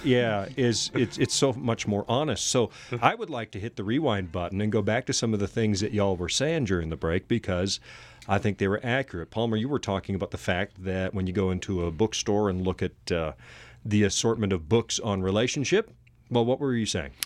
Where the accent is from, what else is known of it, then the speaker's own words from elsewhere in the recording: Canada; accent: Canadian English; first language English; now in United States; my mother tongue is Canadian English